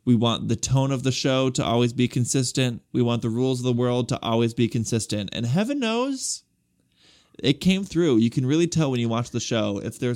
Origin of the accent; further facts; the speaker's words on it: San Francisco, California, United States; A born and raised Californian and a Sam Evans devotee, and I'm here to defend both. While I was born in the Bay Area / San Francisco, I've been living in SoCal for a long-ass time now